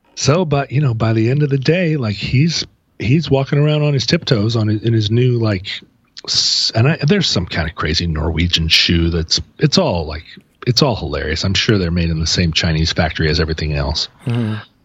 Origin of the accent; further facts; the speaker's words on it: Alaska, United States; now in Seattle, United States; we're from Alaska